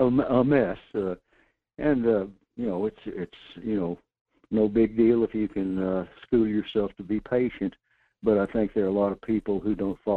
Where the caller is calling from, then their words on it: North Pole, Alaska, United States; in North Pole.